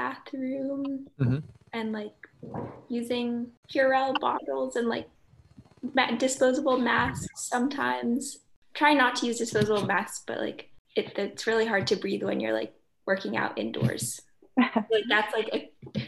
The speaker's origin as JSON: {"language": "English", "town": "Belmont", "region": "Massachusetts", "country": "United States", "moved": "as an adult", "lives_now": "Brunswick, United States", "said": "I'm from Belmont, Massachusetts"}